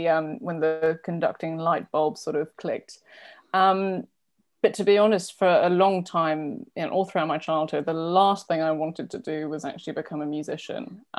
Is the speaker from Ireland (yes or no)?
no; London, United Kingdom; also born or lived in south of France; So I was born in London, but spent a couple of years in the south of France, where there was kind of, you know, in the rural local school, so there was really no music at all. And then I went to, when we eventually moved back to London